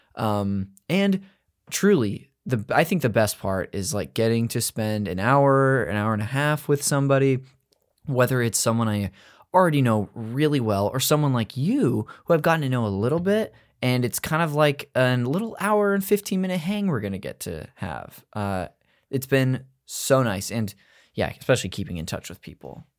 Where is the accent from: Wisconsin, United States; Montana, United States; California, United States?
California, United States; Modesto; I'm north of that. I'm from Modesto.